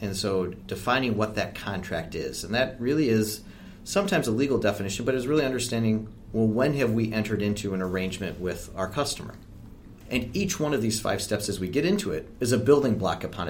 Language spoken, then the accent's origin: English; Michigan, United States; I come from Michigan